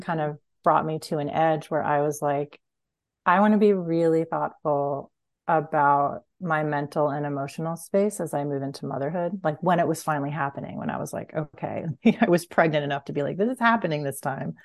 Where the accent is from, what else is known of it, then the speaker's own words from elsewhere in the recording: Huntington, New York, United States; now in Fairfax, United States; I grew up on Long Island